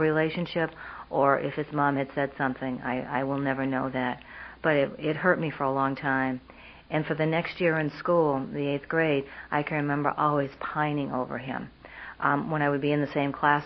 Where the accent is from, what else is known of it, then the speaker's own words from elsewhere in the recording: Vermont, United States; moved away as an adult; I grew up in Vermont.